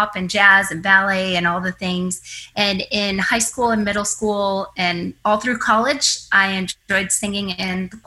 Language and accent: English; Michigan, United States; moved away as an adult; also born or lived in Tennessee; now in Dallas, United States; I grew up in Michigan